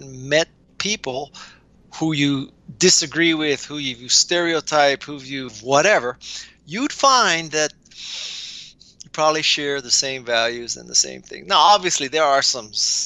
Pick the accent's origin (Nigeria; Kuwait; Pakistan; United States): United States; Honolulu, Hawaii; I was raised in Honolulu, Hawaii